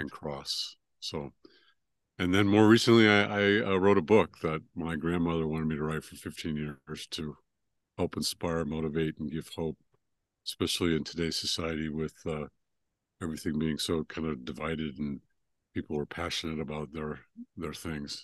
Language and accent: English; California, United States; moved away as an adult; also born or lived in Northwest Georgia, United States; now in Georgia, United States; I grew up in California and then moved out here two years ago.